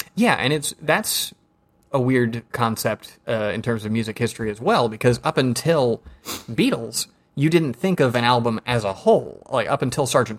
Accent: Georgia, United States; I'm from Georgia

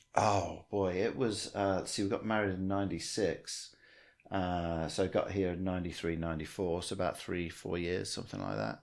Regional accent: England, United Kingdom; moved away as an adult; also born or lived in Australia / Washington, Illinois; now in Peoria, United States; grew up in England, uh, and then around eighteen years of age, uh, moved to Australia for a year, and that really messed my accent up

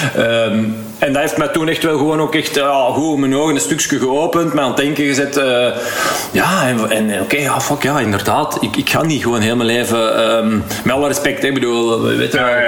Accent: Heist-op-den-Berg, Flanders, Belgium; ik ben van Eist van den Berg afkomstig

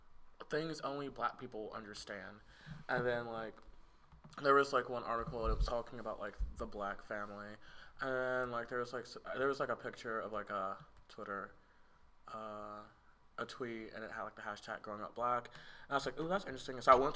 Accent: Tuscaloosa, Alabama, United States; born or raised there

